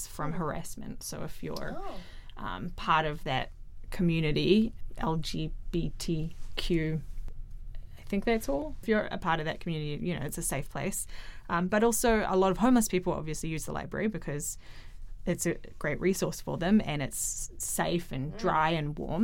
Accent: New Zealand; I'm from New Zealand

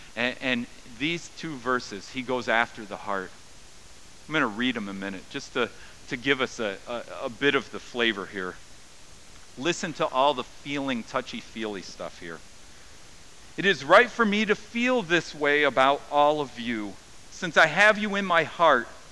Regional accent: United States; I'm an American

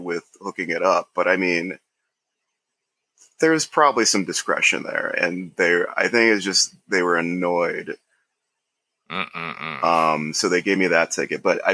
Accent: Ohio, United States; moved away as an adult; now in New York City, United States; I'm from Ohio

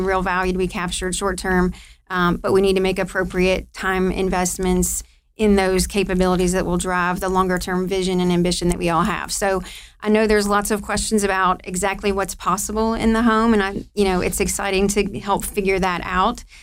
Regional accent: Ohio, United States; moved away as an adult; now in Louisville, United States; I'm from Ohio

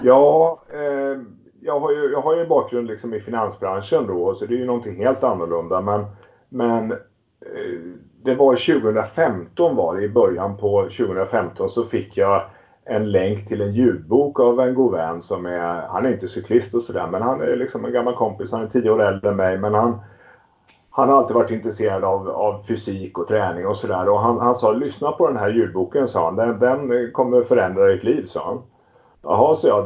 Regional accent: Västervik, Kalmar County, Sweden; now in Stockholm, Sweden; jag är ursprungligen uppvuxen i Småland, en liten stad som heter Västervik på ostkusten

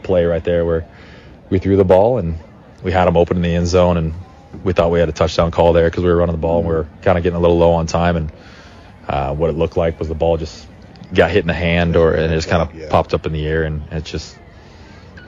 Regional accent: United States; me being a Madryn guy and playing my hometown team

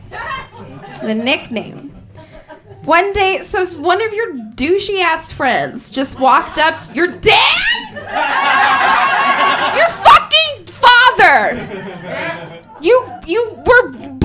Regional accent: Wisconsin, United States; moved away; I grew up in Wisconsin, I'm sorry, and there, growing up in Wisconsin from, like, sixth grade

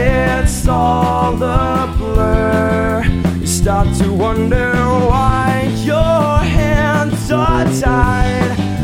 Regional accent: San Diego, California, United States; It's we're from San Diego, by the way, if everyone's listening. We drove out here, you know, we just wanted to play some punk rock music.

